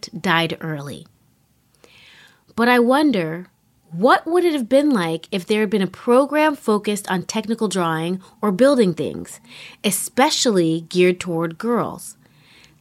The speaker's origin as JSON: {"language": "English", "town": "New York City", "region": "New York", "country": "United States", "tie": "born or raised there", "said": "growing up in New York City"}